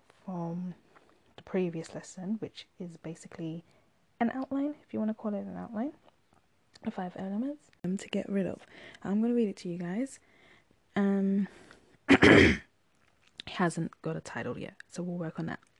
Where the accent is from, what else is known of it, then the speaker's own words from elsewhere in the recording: United Kingdom; I'm British, we call our seats settees